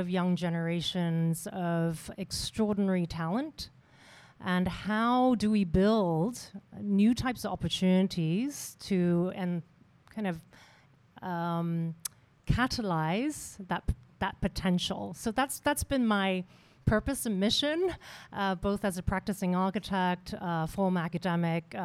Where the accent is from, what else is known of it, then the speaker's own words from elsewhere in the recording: Hong Kong; I am from Hong Kong. I grew up here.